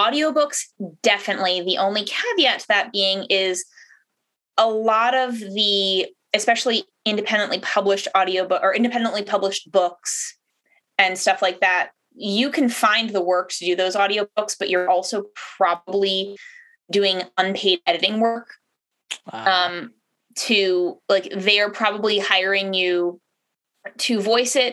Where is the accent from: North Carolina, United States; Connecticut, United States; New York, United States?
Connecticut, United States; Southeastern; moved away as an adult; also born or lived in Rhode Island; now in Boston, United States; I was born in Rhode Island, grew up in Connecticut